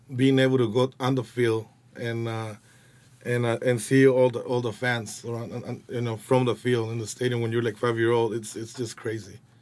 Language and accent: English; Guadalajara, Jalisco, Mexico; English is a second language; also born or lived in United States; now in Los Angeles, United States; I was born in Guadalajara